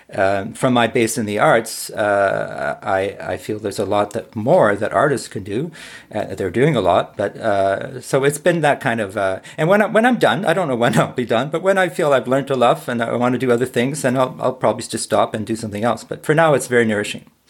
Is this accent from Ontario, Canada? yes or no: yes; Ottawa, Ontario, Canada; moved away; I live in Ottawa and I was born in Ottawa, though I lived in many other places